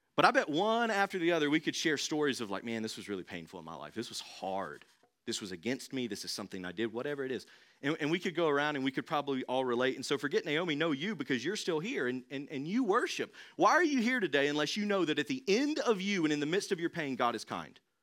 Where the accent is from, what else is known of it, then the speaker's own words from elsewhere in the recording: Thomasville, North Carolina, United States; I'm from Thomasville